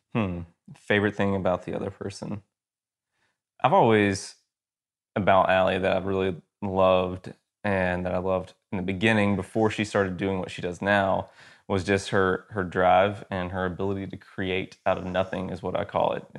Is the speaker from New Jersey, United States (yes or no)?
no; Georgia, United States; moved away as an adult; also born or lived in Athens, Georgia; now in Texas, United States; I am from Georgia originally, Georgia boy, lived there my whole life until two years ago